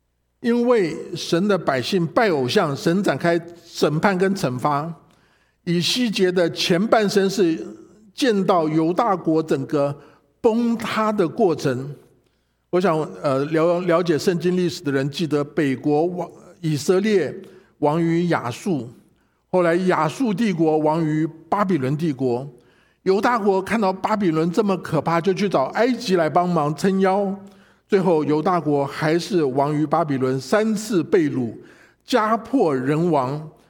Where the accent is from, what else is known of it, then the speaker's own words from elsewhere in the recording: China; 啊，我们中国人过年都要都有一个财神的一个一个仪式。